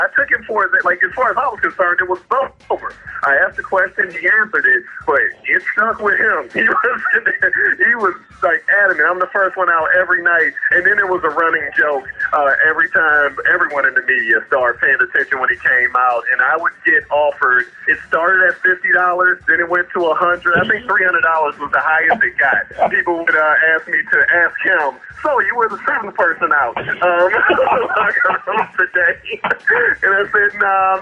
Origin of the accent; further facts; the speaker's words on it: Cleveland, Ohio, United States; I'm from Cleveland